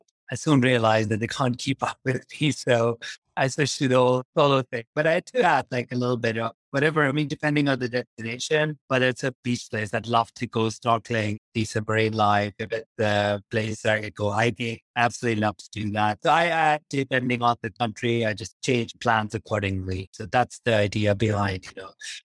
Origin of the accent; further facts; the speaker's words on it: Pakistan; now in United Kingdom; I grew up in Pakistan